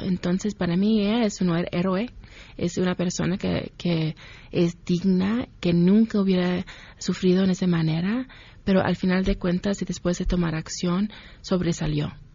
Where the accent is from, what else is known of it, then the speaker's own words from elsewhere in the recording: Ohio, United States; also born or lived in Mexico City, Mexico; now in Mexico; campesinos y campesinas en mi pueblo, en Ohio